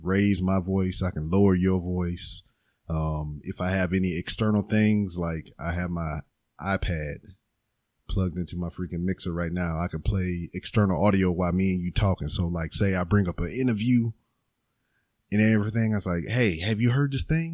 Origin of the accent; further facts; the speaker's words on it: Lake Charles, Louisiana, United States; now in Houston, United States; I am not like from here. I'm from like uh, Lake Charles, which is two hours away from Texas